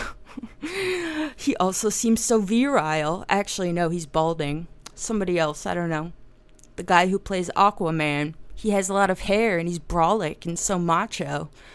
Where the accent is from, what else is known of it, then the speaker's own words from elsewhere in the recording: New Jersey, United States; I'm from New Jersey